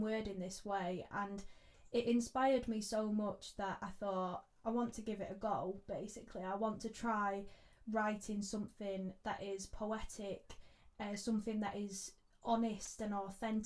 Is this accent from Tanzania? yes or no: no; Manchester, North West England, United Kingdom; Manchester, my hometown